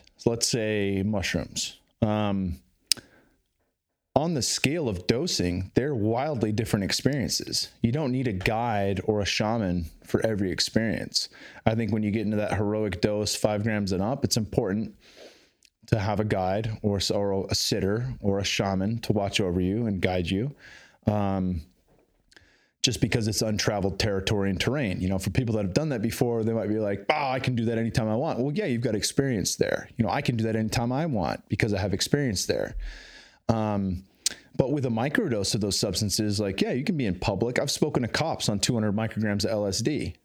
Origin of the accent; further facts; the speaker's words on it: Bay Area, California, United States; now in Texas, United States; I grew up in California in the Bay Area